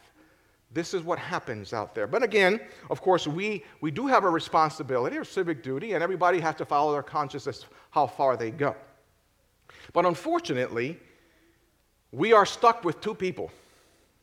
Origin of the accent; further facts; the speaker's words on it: United States; as Americans